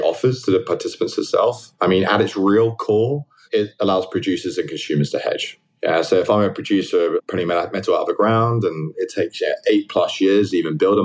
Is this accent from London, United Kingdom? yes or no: yes; London, United Kingdom; moved away as an adult; now in New York, United States; I grew up in London, in Southwest London.